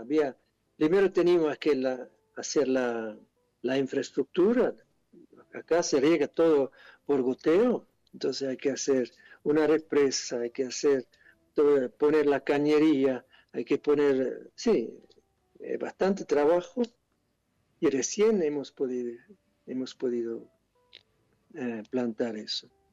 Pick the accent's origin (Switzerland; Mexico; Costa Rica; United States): Switzerland; Spanish is a second language; moved away as an adult; now in Argentina; yo soy de Suiza, quizá por eso suena un poco raro